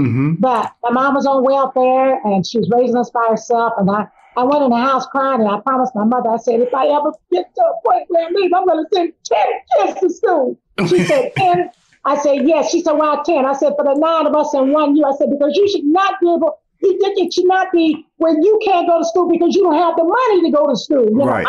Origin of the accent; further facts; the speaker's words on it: Miami, Florida, United States; I remember in 1968 when I graduated here in Miami, because I was raised in Miami, all my friends that went off to college, they went to FAMU and Cookman.